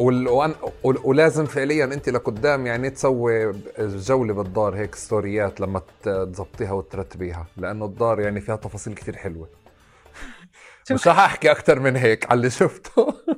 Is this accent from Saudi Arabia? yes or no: no; Tulkarm, West Bank, Palestine; انا ابن طول كرم